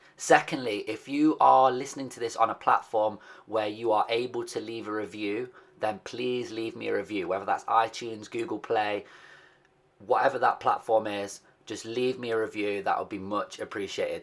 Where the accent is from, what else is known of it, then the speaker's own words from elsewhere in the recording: Nottingham, East Midlands, United Kingdom; they are also based in my hometown of Nottingham